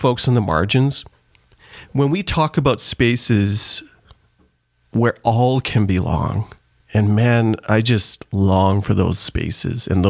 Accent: Canada; also born or lived in Trinidad; I was born in Trinidad and then immigrated to Canada in the mid-80s.

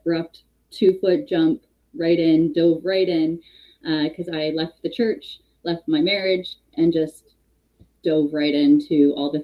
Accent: Hamilton, Ontario, Canada; also born or lived in Toronto; I'm born and raised Hamilton, Ontario

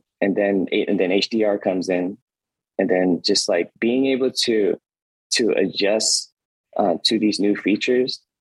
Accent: Oakland, California, United States; I was a nerd growing up in East Oakland

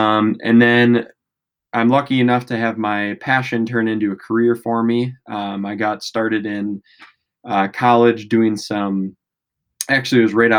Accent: Wisconsin, United States; Well, I grew up in West Central Wisconsin, kind of right by the border of Wisconsin and Minnesota.

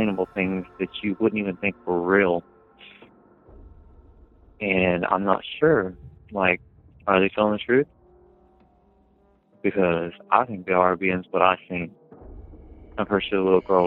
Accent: Tahlequah, Oklahoma, United States; I was born here in Tallahassee, Oklahoma

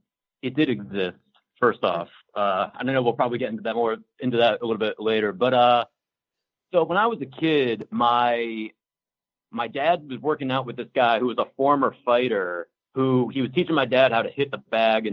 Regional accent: Canton, Ohio, United States; moved away as an adult; now in Washington, D.C., United States; in Washington, D.C. now. I've lived out here for most of my 20s, but I'm originally from Northeast Ohio, like a little bit south of – well, I'm from Canton, Ohio, where the Pro Football Hall of Fame is.

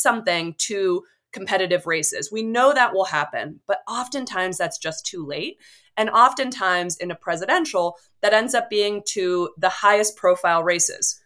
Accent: Bay Area, California, United States; growing up in the Bay Area

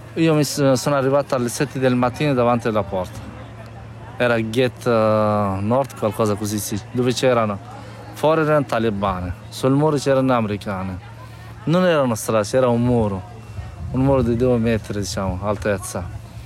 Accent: Badakhshan, Afghanistan; Italian is a second language; moved away as an adult; also born or lived in Kabul, Afghanistan / Modena, Italy / Turin, Italy; now in Italy; io vengo dal nord-est del, dell'Afghanistan e mi sono di Bar- la città si chiama Badakhshan, però io abitavo, abitavo a Kabul

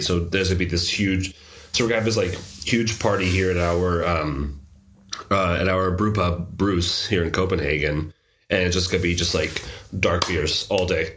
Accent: San Diego, California, United States; also born or lived in New York / Boston / Portland; now in Denmark; Portland was the longest place I've lived in outside my hometown of San Diego, and that was like for seven years before coming here to Denmark

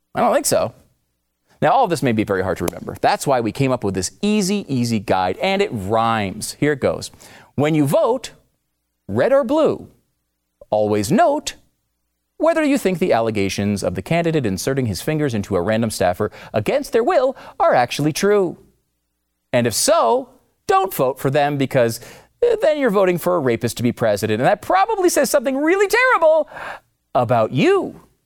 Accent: Northeast, United States; now in Texas, United States; I'm from the Northeast, so I'm uh, not a Texas yeah. guy, but I love it here

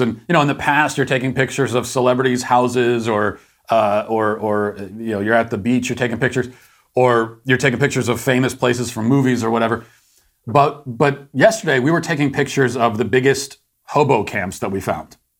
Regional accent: United States; as an American

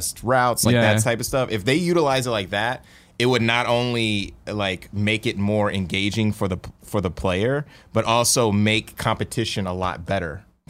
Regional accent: Columbus, Ohio, United States; now in San Francisco Bay Area, United States; I'm from Columbus.

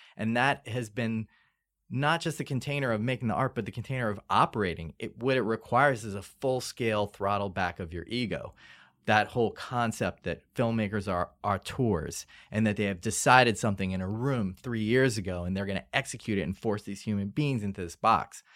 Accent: New Orleans, Louisiana, United States; moved away; we grew up in New Orleans in the suburbs.

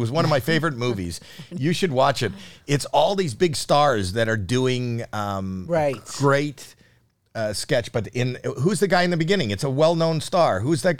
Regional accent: Canada; one Canadian seeing another

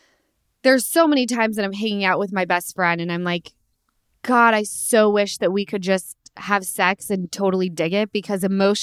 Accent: Utah, United States; now in Los Angeles, United States; I'm from Utah, and I'm telling you, I moved to LA because it was the biggest city that was the closest to where I was from.

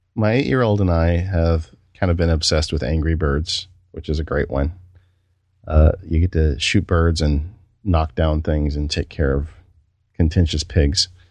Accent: California, United States; I'm from California

